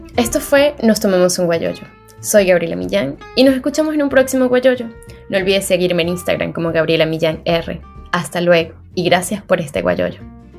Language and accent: Spanish; Venezuela; now in Paris, France; cuando estábamos en Venezuela o en nuestro país de origen